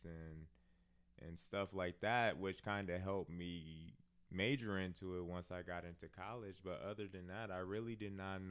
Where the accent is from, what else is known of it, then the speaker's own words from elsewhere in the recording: Milwaukee, Wisconsin, United States; Born and raised in Milwaukee, Wisconsin